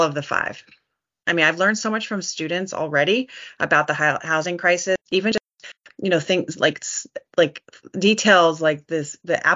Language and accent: English; Santa Barbara, California, United States; moved away as an adult; also born or lived in Iowa / New Mexico / Arizona; I moved back to my hometown of Santa Barbara because I really wanted to focus in on my local community. It's where I was born and raised.